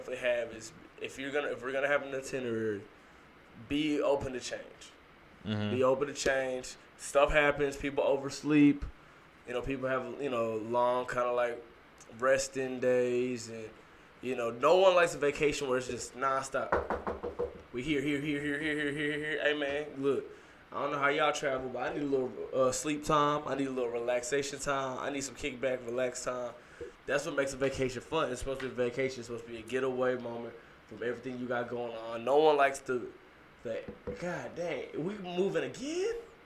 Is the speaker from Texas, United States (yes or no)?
yes; Texas, United States; we're from Texas